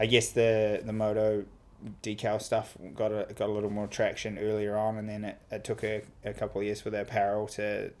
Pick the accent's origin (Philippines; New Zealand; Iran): New Zealand; Picton, Marlborough; also born or lived in United States; I grew up in Picton, top of the South Island